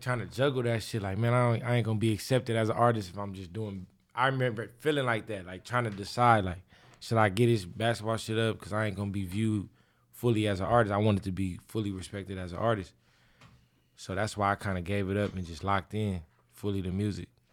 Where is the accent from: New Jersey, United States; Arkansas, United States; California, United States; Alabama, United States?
California, United States; Inglewood; I grew up in Inglewood, so I was able to walk home from school